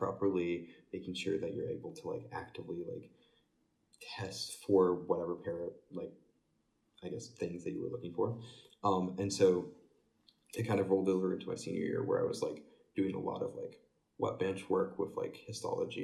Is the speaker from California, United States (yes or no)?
no; Fort Wayne, Indiana, United States; I'm from Fort Wayne, Indiana.